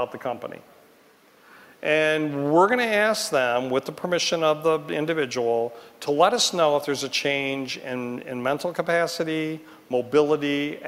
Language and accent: English; Detroit, Michigan, United States; in Detroit, my hometown